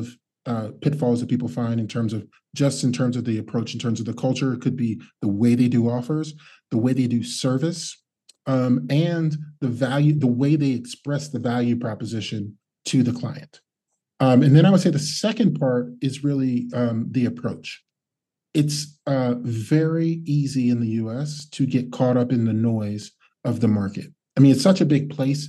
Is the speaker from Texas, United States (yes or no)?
no; Cincinnati, Ohio, United States; moved away as an adult; also born or lived in New Jersey / Lyon, France; now in Switzerland; I'm originally from the United States, grew up in Ohio, which is middle of the US, Midwest on the outskirts of a city called Cincinnati